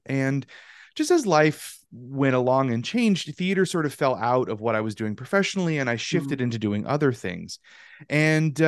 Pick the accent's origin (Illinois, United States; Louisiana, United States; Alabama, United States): Louisiana, United States; also born or lived in Northeast United States; now in Ohio, United States; I am natively a Louisianian. So I'm from the Deep South